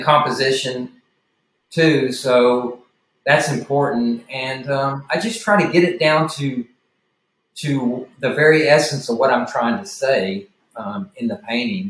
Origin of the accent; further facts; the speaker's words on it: Little Rock, Arkansas, United States; accent: southern; I was born in Little Rock and was pretty much raised there